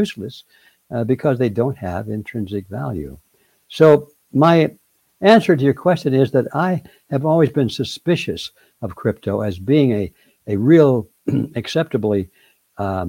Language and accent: English; the North, United States; I come from the North